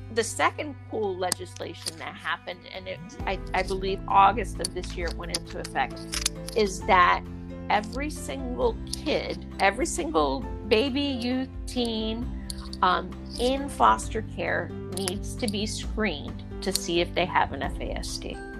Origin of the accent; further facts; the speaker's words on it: Dutchess County, New York, United States; also born or lived in Raleigh, North Carolina; now in North Carolina, United States; I'm from Dutchess County, New York